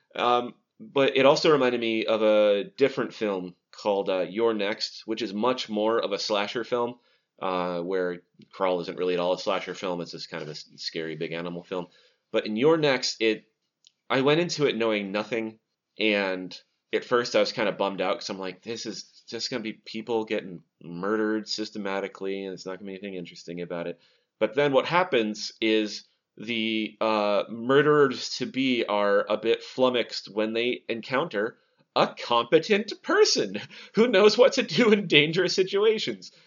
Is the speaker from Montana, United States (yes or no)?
yes; Montana, United States; I'm from Montana